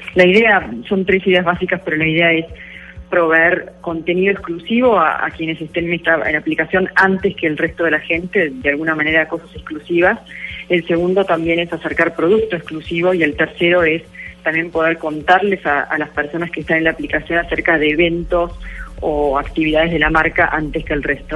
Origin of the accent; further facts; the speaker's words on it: Argentina; Soy argentina